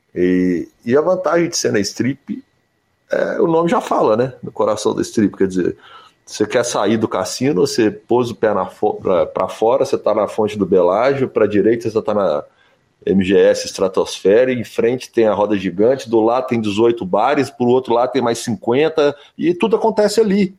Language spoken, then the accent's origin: Portuguese; Brazil; eu sou do Brasil